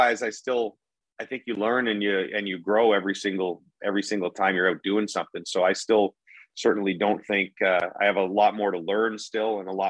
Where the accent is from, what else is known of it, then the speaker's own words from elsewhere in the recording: Ottawa, Ontario, Canada; moved away as an adult; also born or lived in Vancouver; when I was growing up in Ottawa